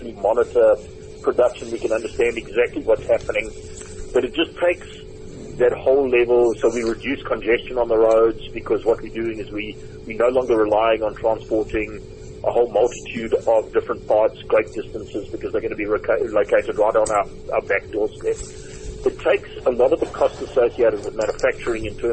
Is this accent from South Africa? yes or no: yes; South Africa